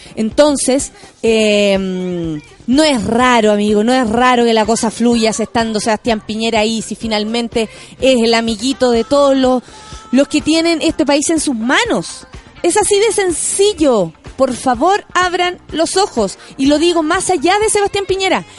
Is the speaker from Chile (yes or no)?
yes; Chile; soy chilena, no soy chilenita